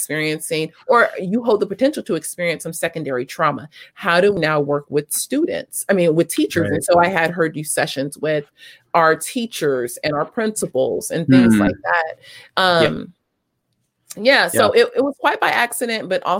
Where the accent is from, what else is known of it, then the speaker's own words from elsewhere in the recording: Los Angeles, California, United States; also born or lived in South Africa; I grew up in South LA.